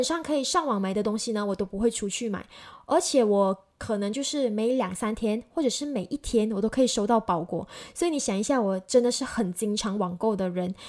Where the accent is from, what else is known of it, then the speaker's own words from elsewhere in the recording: Malaysia; 在疫情之后呢，我们马来西亚人都很喜欢就是在网上购物，然后用转账的方式去进行一个消费嘛。